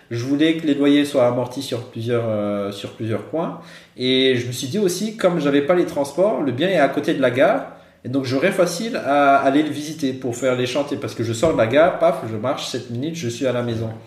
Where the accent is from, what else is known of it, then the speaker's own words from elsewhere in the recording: Brussels, Belgium; Moi, j'ai dit, je venais de Bruxelles.